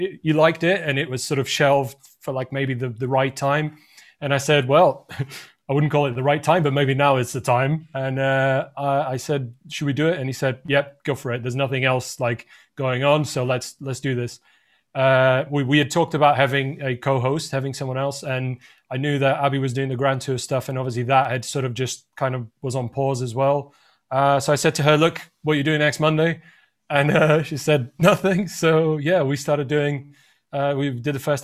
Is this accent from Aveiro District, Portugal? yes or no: no; Lisbon, Portugal; moved away as an adult; now in United Kingdom; I'm from Portugal originally, from Lisbon, and I moved to the UK